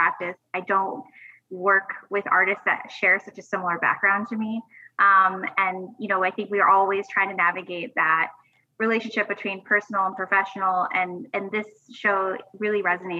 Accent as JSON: {"language": "English", "region": "New Mexico", "country": "United States", "tie": "born or raised there", "said": "We both share a background coming from the southwestern part of the United States. I grew up in New Mexico."}